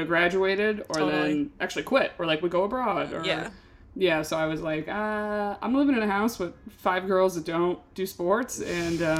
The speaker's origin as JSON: {"language": "English", "town": "Binghamton", "region": "New York", "country": "United States", "tie": "born or raised there", "moved": "yes", "said": "I'm from Binghamton, New York. And I was home and a bunch of my high school friends were home."}